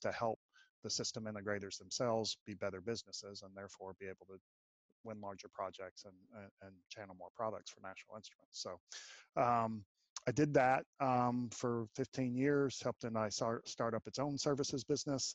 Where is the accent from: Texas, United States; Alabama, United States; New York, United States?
Texas, United States; Austin; I was born and raised right here in Austin, Texas